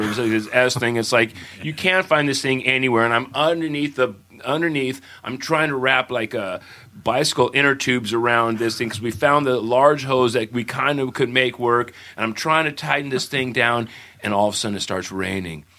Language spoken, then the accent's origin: English; Santa Monica, California, United States; I grew up in Santa Monica